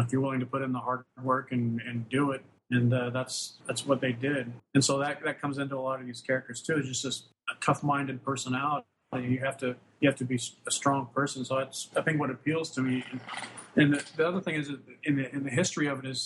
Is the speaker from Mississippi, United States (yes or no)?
no; Wyoming, United States; also born or lived in Casper, Wyoming / Lusk, Wyoming / Gillette, Wyoming; I grew up in Wyoming, the middle of nowhere.